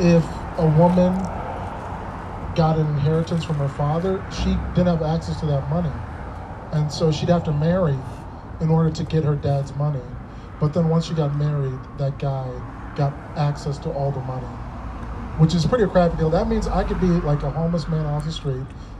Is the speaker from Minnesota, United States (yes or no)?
yes; Minnesota, United States; I grew up in Minnesota